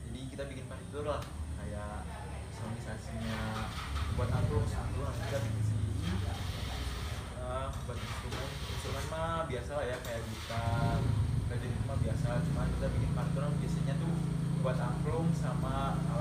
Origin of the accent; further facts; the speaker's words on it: Java, Indonesia; saya dari bukan dari Sunda ya iya. dari Jawa saya dari Jawa